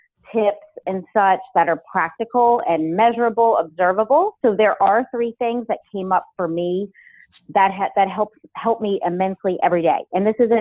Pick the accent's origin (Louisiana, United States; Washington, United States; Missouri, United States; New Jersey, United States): Louisiana, United States; New Orleans; moved away as an adult; also born or lived in Los Angeles; to come out to Los Angeles from being born and raised in New Orleans